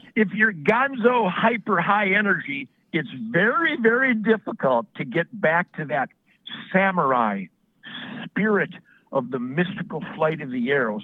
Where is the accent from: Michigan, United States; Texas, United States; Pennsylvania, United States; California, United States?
Michigan, United States; Detroit; I was born in Detroit in 1948